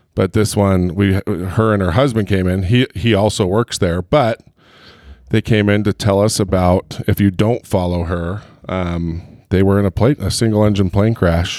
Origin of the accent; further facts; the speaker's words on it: Heber, Utah, United States; I'm from Heber